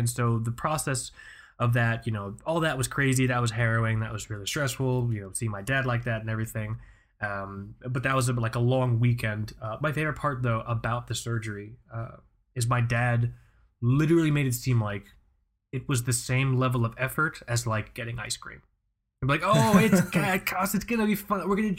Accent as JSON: {"language": "English", "region": "Florida", "country": "United States", "tie": "born there", "accent": "neutral television accent", "said": "My parents are from Pakistan, but I was born here in Florida, which is why I guess I don't have an accent, or at least I have a neutral television accent because I was raised by the television."}